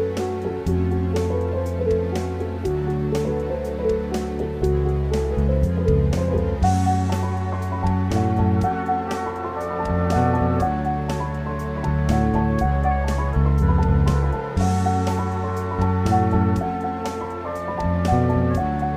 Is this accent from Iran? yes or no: yes; Iran; moved away; I'm from Iran